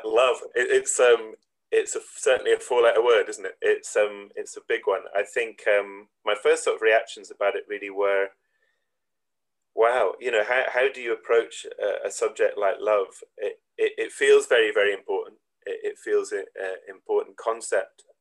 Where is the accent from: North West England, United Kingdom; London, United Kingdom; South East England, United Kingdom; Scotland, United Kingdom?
Scotland, United Kingdom; Gullane; also born or lived in Edinburgh; I was born and brought up in Scotland, in Edinburgh to begin with.